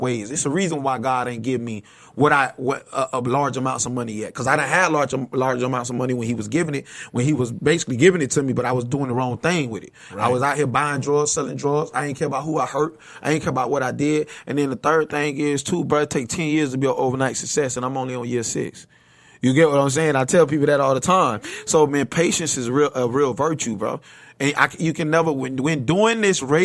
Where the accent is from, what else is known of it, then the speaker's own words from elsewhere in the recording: Bradenton, Florida, United States; I came from Bradenton, Florida, bro. 1611 27th Avenue East